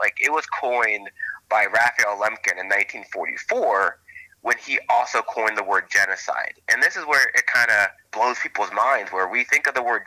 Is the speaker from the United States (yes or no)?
yes; the South, United States; when I was a kid growing up in the South